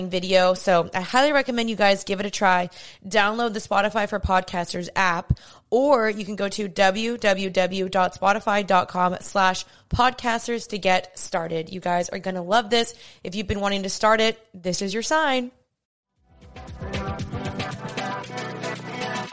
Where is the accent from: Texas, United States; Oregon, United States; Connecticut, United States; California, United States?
Texas, United States; Dallas; I'm 28 years old. I'm from Dallas.